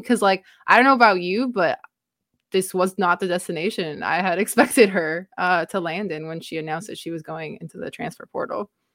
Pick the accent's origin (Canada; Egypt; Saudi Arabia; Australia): Canada; being a Canadian